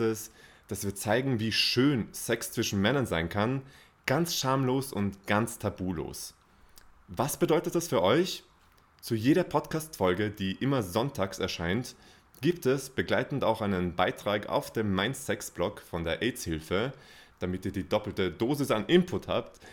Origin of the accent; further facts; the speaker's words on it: Austria; bei uns in Österreich.